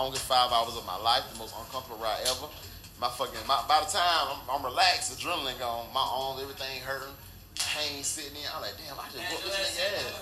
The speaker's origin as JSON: {"language": "English", "region": "Florida", "country": "United States", "said": "I'm from Florida"}